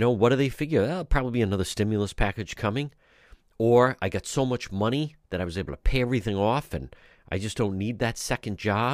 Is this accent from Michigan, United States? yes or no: no; Providence, Rhode Island, United States; I grew up in Edgewood, right not far from there